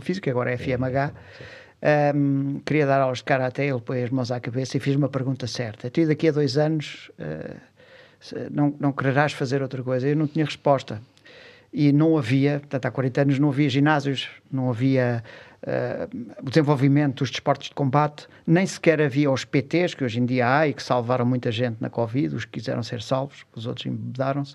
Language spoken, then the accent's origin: Portuguese; Lisbon, Portugal; nasci numa, numa rua, numa, eh, na fre, numa freguesia de Alcântara, próximo ali da Junqueira